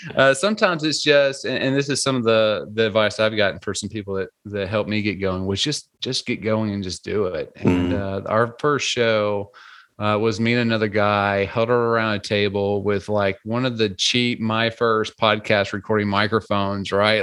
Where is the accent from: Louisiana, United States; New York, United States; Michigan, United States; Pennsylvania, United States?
Louisiana, United States; I grew up in in Louisiana, more of a a little bit more of a rural area